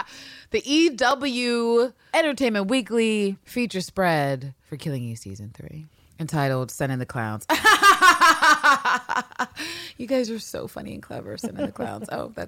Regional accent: London, United Kingdom; But then so do I, and I'm a Londoner. Confusing, eh? I'm living at the moment in Gloucestershire.

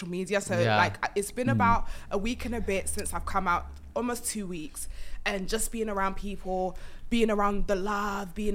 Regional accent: London, United Kingdom; moved away as an adult; also born or lived in Ireland / Luton / Bedford / Tottenham; then I moved to North London. So I'd say by heart, I'm a North London girly

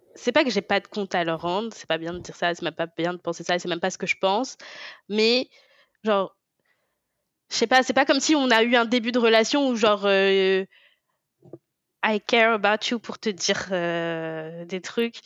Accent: France; Je, suis née en France, j'ai grandi en France

